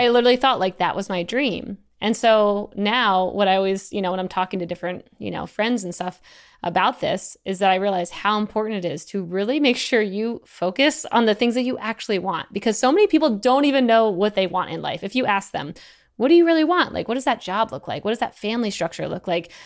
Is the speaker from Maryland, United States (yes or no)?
yes; Eastern Shore, Maryland, United States; moved away as an adult; I'm from Eastern Shore, Maryland. I was trying to get off the Eastern Shore. Most of my family's all there.